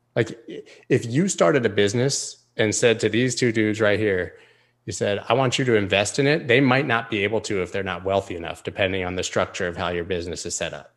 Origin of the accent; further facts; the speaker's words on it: United States; I'm an American citizen